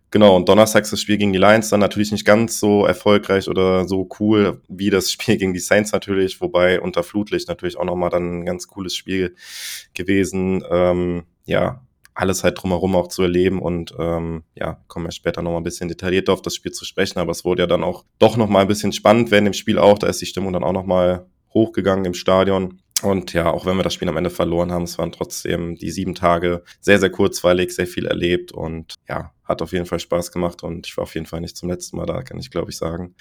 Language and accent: German; Germany; weil wir da als Deutsche vor ihm standen